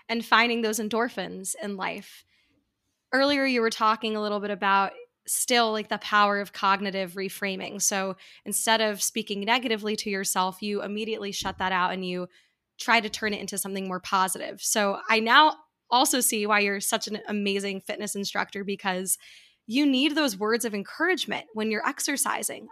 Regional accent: New York, United States; I grew up in New York

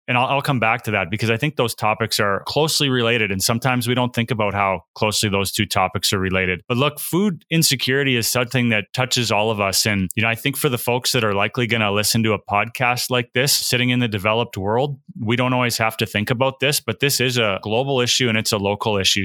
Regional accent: Saskatchewan, Canada; I grew up in Saskatchewan in Western Canada

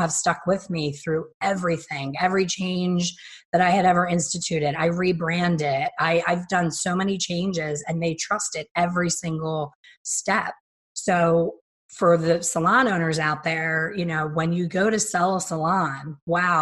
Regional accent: Philadelphia, Pennsylvania, United States; I'm from Philly, and I've had enough Philly winters

